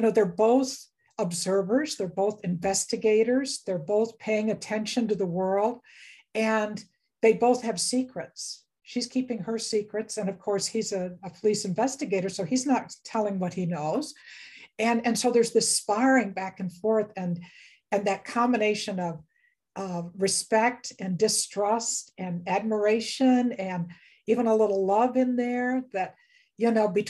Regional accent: Western New York State, United States; I grew up in Western New York State, and we lived out in the country and farm country, dairy country

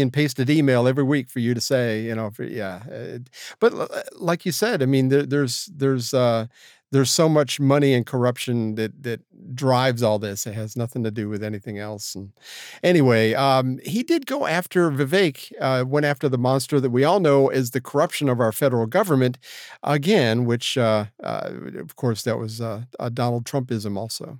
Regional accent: Florida, United States; my hometown of Florida

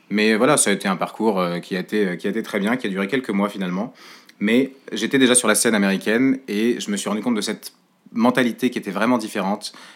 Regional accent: Le Mans, Pays de la Loire, France; moved away; je suis originaire du Mans à la base

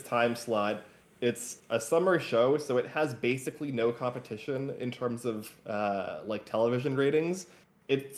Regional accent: United States; me as an American

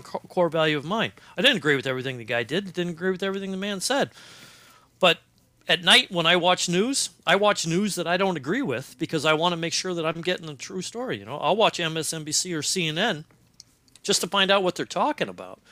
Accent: Cincinnati, Ohio, United States; moved away; I grew up in Cincinnati, Ohio

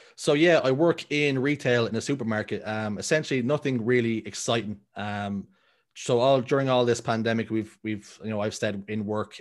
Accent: Dublin, Leinster, Ireland; I'm born and raised in Dublin in a tough spot, a r-, pretty rough area called Talla

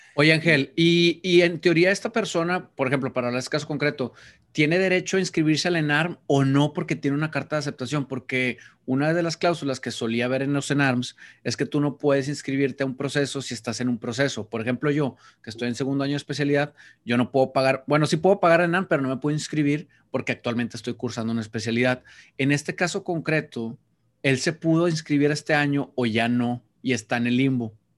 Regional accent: Mexico; un título que valiera en mi país

